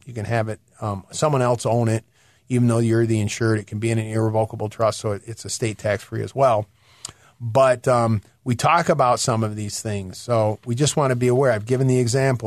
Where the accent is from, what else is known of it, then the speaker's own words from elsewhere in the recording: Michigan, United States; moved away; I'm from Michigan originally